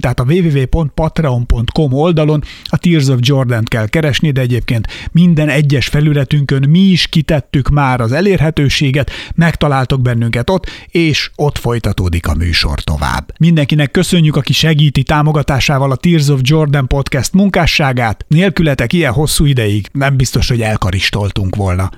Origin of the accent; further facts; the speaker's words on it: Hungary; én faluról jövök